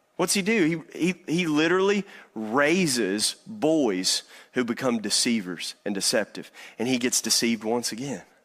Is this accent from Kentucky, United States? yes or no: yes; Eastern Kentucky, United States; moved away; I'm from Eastern Kentucky